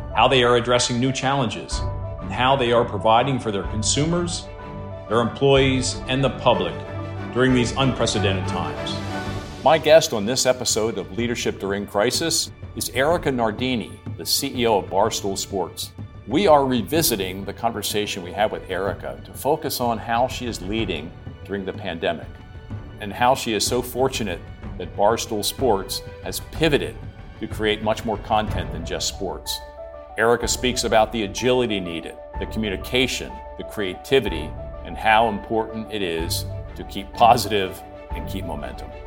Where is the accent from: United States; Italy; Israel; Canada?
United States; near Penn National, Pennsylvania; I grew up near Penn National, and when I was younger, I used to go to the racetrack